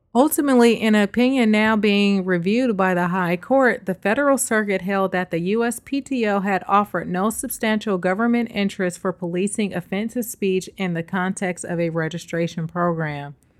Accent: the Bay Area, California, United States; now in New York, United States; the Bay, my hometown

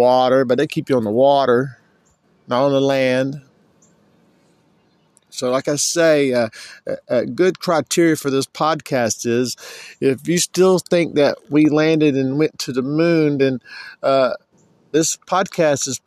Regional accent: Florida, United States; I'm from Florida, so I'd be considered a Florida state national

